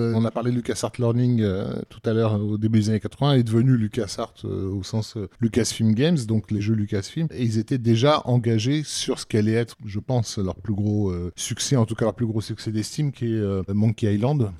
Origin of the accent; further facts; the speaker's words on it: Algeria; en tant qu'Algérien